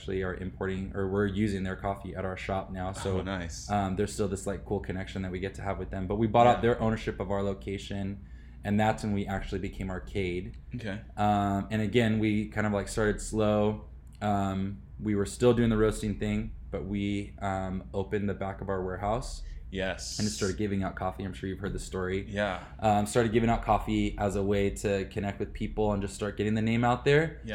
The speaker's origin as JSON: {"language": "English", "town": "Riverside", "region": "California", "country": "United States", "tie": "born or raised there", "also_born_or_lived": "China", "said": "So I grew up in Riverside. My parents moved out here when I was 10 years old. So I'm a Riverside guy, went through the school system here"}